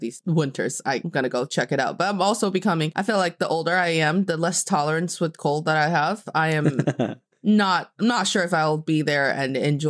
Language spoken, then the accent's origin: English; Northeast China, China; now in Beijing, China; I am from the cold and beautiful part of China, the Northeast, and I'm speaking to you from Beijing, China.